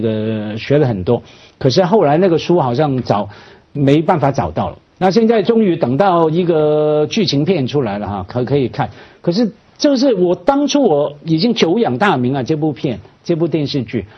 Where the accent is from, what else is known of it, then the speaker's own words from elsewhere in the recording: Hong Kong; 我们作为香港人